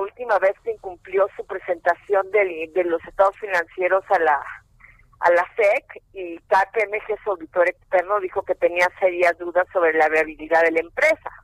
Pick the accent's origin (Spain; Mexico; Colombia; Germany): Mexico; mi abuelito era polaco, pero yo soy mexicana